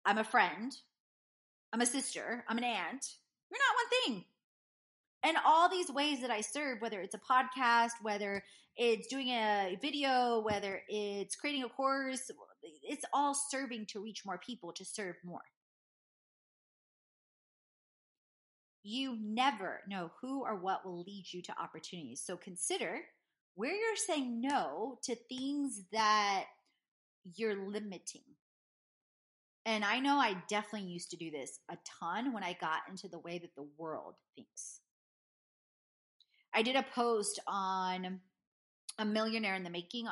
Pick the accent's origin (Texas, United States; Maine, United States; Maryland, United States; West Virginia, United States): Texas, United States; Houston; I grew up in Houston, Texas, in A-Leaf.